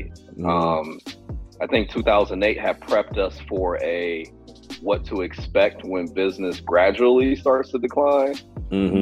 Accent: Cleveland, Ohio, United States; I'm from Cleveland

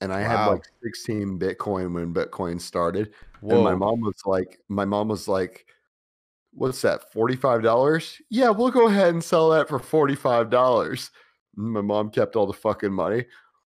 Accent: Florida, United States; I'm from Florida

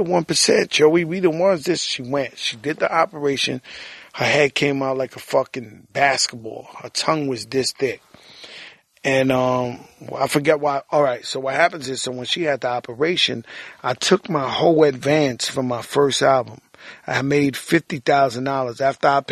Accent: New York City, New York, United States; I was born in Bronx, nigga, in the Mecca.

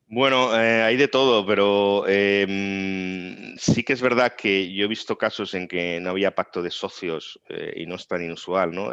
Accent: Tarragona, Catalonia, Spain; also born or lived in Navarra; yo nací en Tarragona

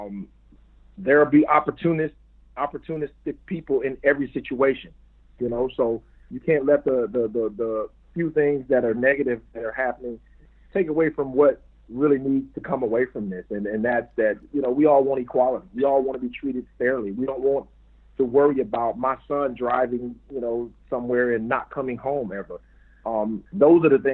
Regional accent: Mississippi, United States; moved away as an adult; also born or lived in Detroit; me growing up in Mississippi, born and raised

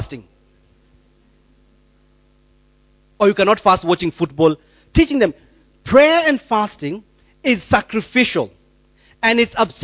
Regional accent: Rongai, Kenya; moved away; I grew up in Deliverance Church Rongai, and we used to launch churches like popcorn

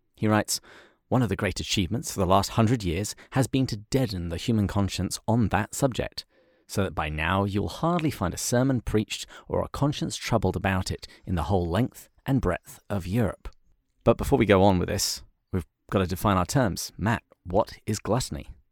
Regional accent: England, United Kingdom; I'm English

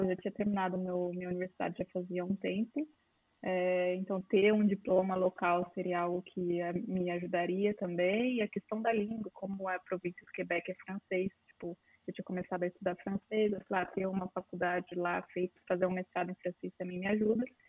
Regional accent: São João da Boa Vista, São Paulo, Brazil; moved away as an adult; now in Canada; eu sou do, do, interior de São Paulo, sou João da Boa Vista, uma cidade pequenininha.

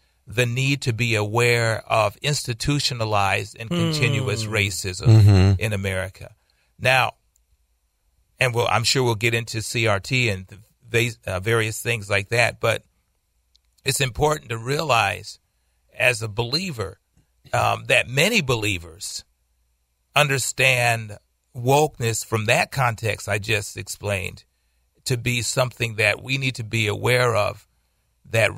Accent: United States; we are African American.

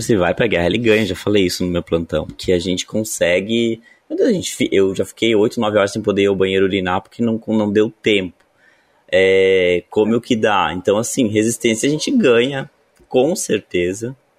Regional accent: interior of Rio Grande do Sul, Brazil; sou do interior do Rio Grande do Sul

